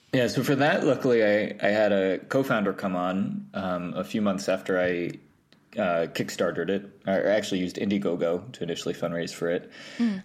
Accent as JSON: {"language": "English", "region": "New York", "country": "United States", "tie": "born or raised there", "said": "I grew up in New York, um, upstate. Well, well, technically upstate, like an hour above the city, and then I went to the city for college."}